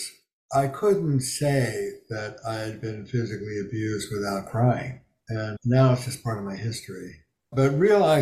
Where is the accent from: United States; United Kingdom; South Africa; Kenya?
United States; Camden, New Jersey; I grew up in Camden, New Jersey, blue collar